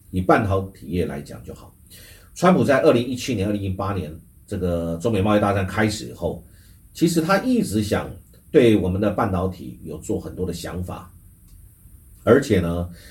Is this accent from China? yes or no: no; Taiwan; 我们台湾其实应该是要很谨慎的去想出来我们自己的应对